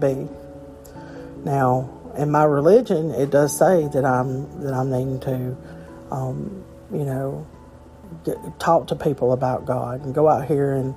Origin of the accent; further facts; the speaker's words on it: Alabama, United States; I'm from Alabama, a small state